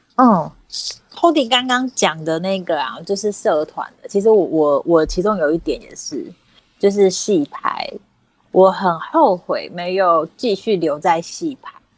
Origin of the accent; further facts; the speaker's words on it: Kaohsiung, Taiwan; moved away; 偶尔回家，我不太常回，我是高雄人，我不太常回高雄